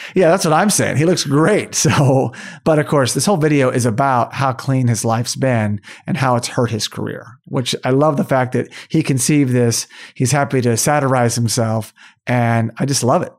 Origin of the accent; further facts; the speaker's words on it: Tulsa, Oklahoma, United States; The Outsiders was filmed in my hometown of Tulsa, Oklahoma